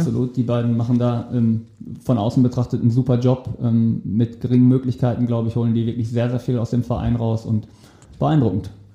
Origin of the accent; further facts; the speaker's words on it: Wetter, North Rhine-Westphalia, Germany; moved away; also born or lived in Hamburg; in meiner Heimatstadt, wo ich herkomme, und wir kegeln. Nämlich wo? In Wetter an der Ruhr.